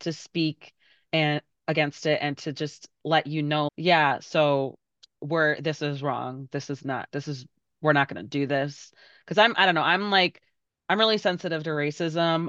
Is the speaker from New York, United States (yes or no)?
no; Berwyn, Illinois, United States; I grew up in Berwyn